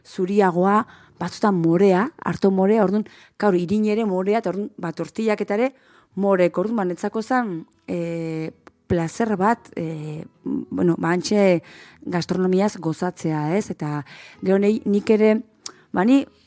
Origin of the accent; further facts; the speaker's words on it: Berrobi, Basque Country, Spain; txikitan guri eh, berrobiko eskolan maizuk ipuinak irakurtu zizkeun